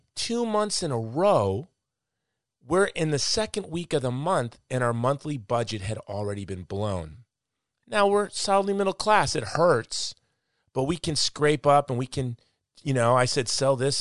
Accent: Hawaii, United States; I'm from Hawaii.

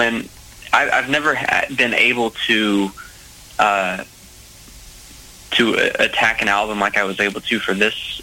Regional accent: Macon, Georgia, United States; my hometown of Macon

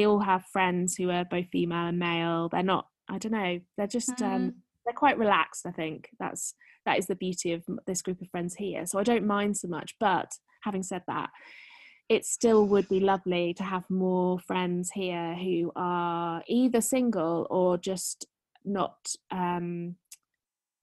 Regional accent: Shropshire, West Midlands, United Kingdom; born or raised there; moved away as an adult; also born or lived in London / Berlin

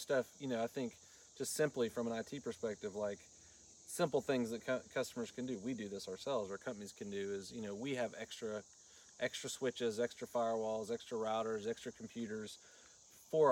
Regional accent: Florida, United States; also born or lived in Caryville, Tennessee; now in Tennessee, United States; I grew up in Florida, actually, on the coast.

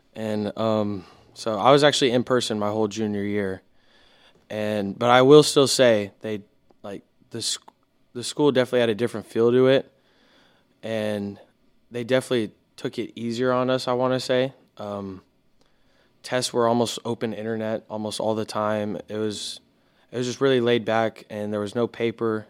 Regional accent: Houston, Texas, United States; I'm from Houston, Texas.

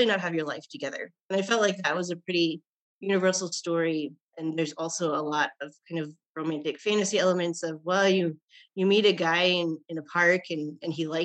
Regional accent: Nebraska, United States; also born or lived in Japan; I was from Nebraska

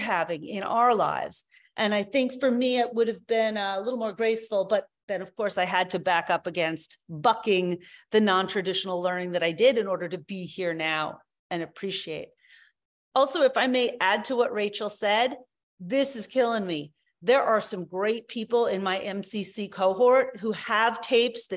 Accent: United States; I grew up in the United States

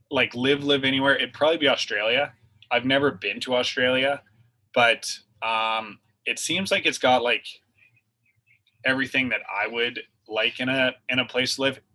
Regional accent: Canada; I was from Canada

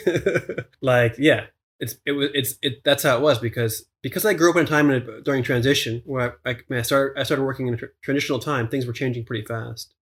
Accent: Pennsylvania, United States; a small town in Pennsylvania, sort of near my hometown

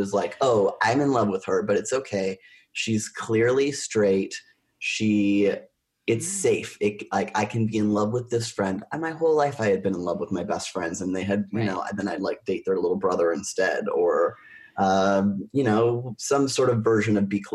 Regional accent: Oshawa, Ontario, Canada; I was born in Oshawa, Ontario

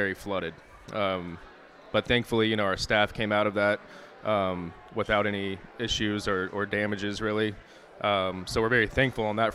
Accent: Kinston, North Carolina, United States; also born or lived in Raleigh, North Carolina; I grew up in the area, in the Greenville, Kinston, Aiden area

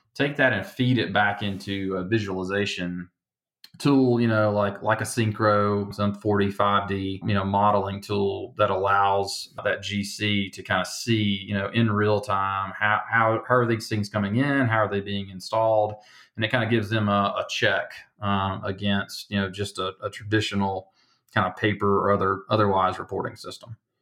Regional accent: Alabama, United States; now in Denver, United States; you probably hear the accent, right? I'm from Alabama

